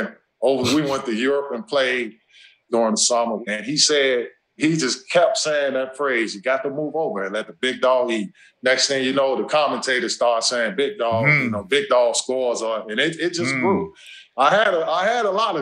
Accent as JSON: {"language": "English", "town": "Gary", "region": "Indiana", "country": "United States", "said": "I'm from Gary"}